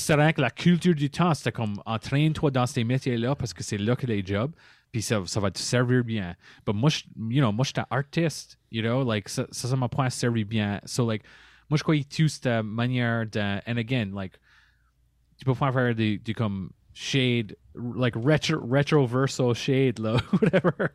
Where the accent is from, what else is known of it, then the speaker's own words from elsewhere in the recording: Par-En-Bas, Nova Scotia, Canada; Je suis un Acadien de Paramba